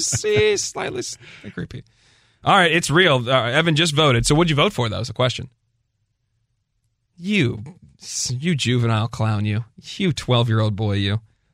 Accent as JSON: {"language": "English", "town": "Pittsburgh", "region": "Pennsylvania", "country": "United States", "tie": "born or raised there", "said": "I grew up in Pittsburgh."}